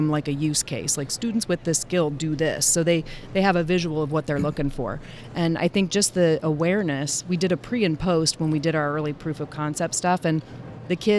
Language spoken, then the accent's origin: English; Ohio, United States; I'm from Ohio